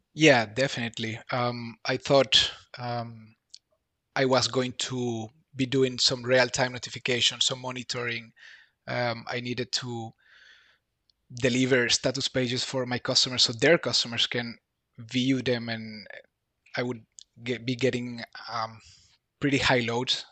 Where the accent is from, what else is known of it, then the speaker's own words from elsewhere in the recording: Bolivia; moved away as an adult; now in Berlin, Germany; I'm from Bolivia. I live in Berlin, Germany for five years now.